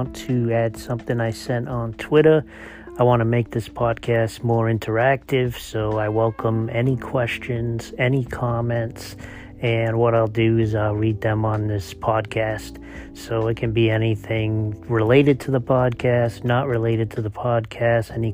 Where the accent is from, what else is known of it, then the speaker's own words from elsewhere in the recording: Boston, Massachusetts, United States; Since I'm from Boston, I don't pronounce R's